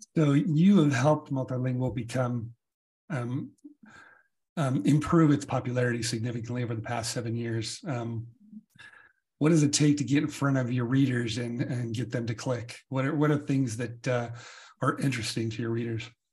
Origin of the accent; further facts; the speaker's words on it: United States; as an American